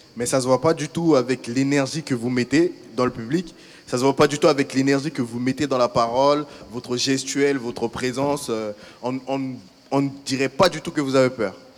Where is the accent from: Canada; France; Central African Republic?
Central African Republic; moved away; j'ai fait une partie de mon enfance en Centrafrique, euh, République centrafricaine